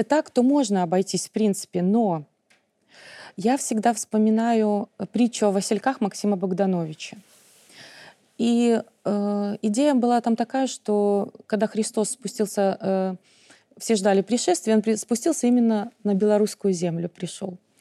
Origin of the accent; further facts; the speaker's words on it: Belarus; в школе, когда я училась, мы учили, изучали белорусский